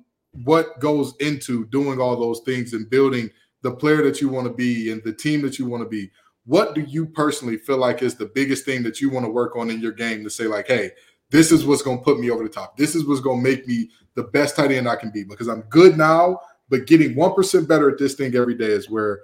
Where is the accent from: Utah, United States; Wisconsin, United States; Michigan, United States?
Michigan, United States; Detroit; now in Raleigh, United States; you know, you're a Brooklyn guy, I'm a Detroiter. We know hard work.